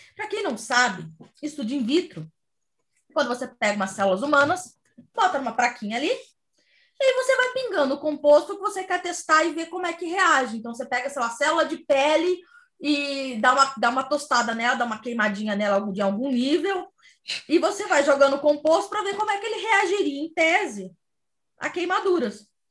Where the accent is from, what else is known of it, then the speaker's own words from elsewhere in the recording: Cuiabá, Mato Grosso, Brazil; na minha terra, Cuiabá